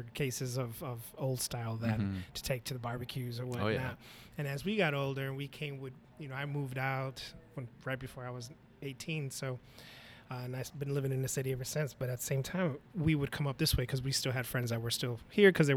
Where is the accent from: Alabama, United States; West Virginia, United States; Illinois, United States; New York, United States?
Illinois, United States; Waukegan; I was born and raised in Waukegan